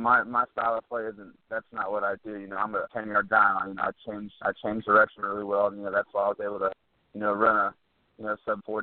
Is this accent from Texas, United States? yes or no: yes; Texas, United States; growing up in Texas